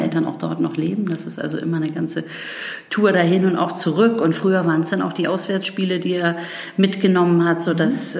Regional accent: Bargteheide, Schleswig-Holstein, Germany; moved away as an adult; also born or lived in Freiburg / England / New York; zurück in den Norden zu mhm. gehen wo meine Heimat ist, wo mein Herz hängt

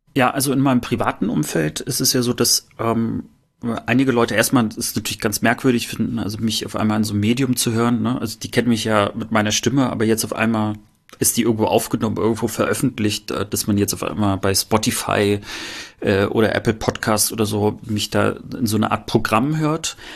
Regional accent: northern East Germany, Germany; wenn ich sage, ich komme aus dem Norden, wird gesagt, nee, du kommst nicht aus dem Norden, du kommst ja aus dem Osten

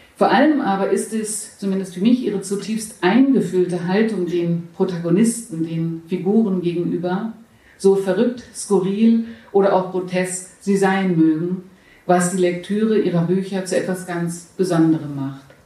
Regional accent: Hamburg, Germany; now in Berlin, Germany; Ich komme aus Hamburg ursprünglich

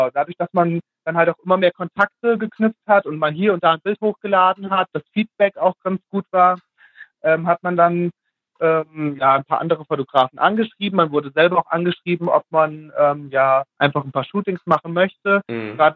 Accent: Fulda, Hesse, Germany; ähm, ich komme aus Fulda, werde jetzt im Mai 28 Jahre alt und ähm, bin aufgewachsen in einem beschaulichen Dörfchen hier in der Nähe von Fulda.

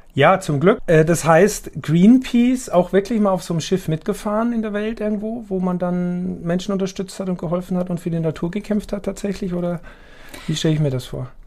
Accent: Austria; now in Hamburg, Germany; ich bin ja Österreicher

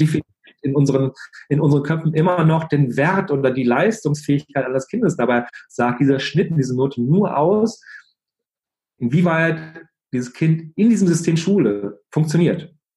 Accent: Germany; bei uns in Deutschland

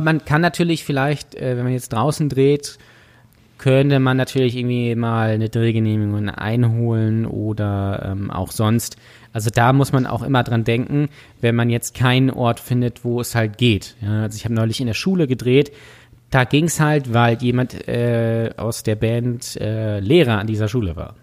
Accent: Lübeck, Schleswig-Holstein, Germany; ich komme hier ja aus Lübeck

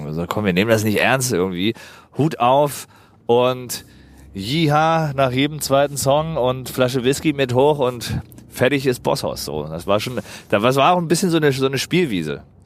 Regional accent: Berlin, Germany; also born or lived in Pankow, Berlin; Geboren bin ich in Pankow. Die, äh, die ersten zwei Lebensjahre waren in Pankow, ja. in der Florastraße. Aber seit ich zwei, drei bin, wohne ich halt im Prenzlauer Berg

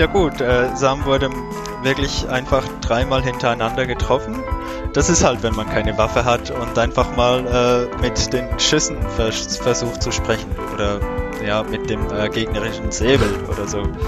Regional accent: Switzerland; Ich bin von der Schweiz

